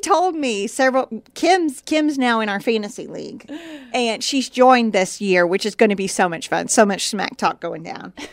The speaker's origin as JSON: {"language": "English", "region": "Indiana", "country": "United States", "tie": "born or raised there", "moved": "yes", "lives_now": "Texas, United States", "said": "I grew up in Indiana and basketball was a thing there"}